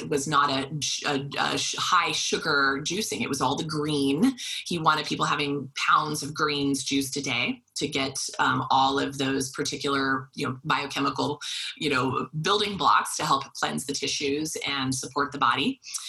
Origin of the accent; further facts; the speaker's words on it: Wichita, Kansas, United States; I was from Wichita, Kansas.